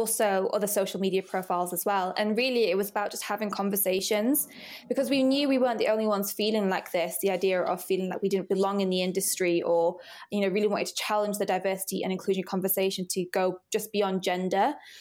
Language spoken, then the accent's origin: English; Rochdale, North West England, United Kingdom; moved away as an adult; also born or lived in Oldham; now in London, United Kingdom; I was born in Oldham, but yeah, I grew up in Rochdale